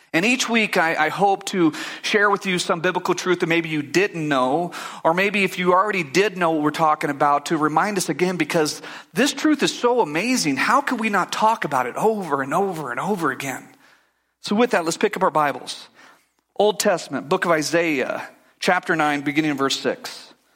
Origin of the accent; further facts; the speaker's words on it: United States; I grew up in America